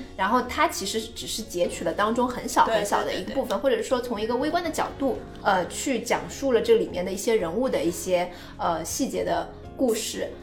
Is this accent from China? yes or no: yes; China; 我觉得中国人一直是有一个很强的大局观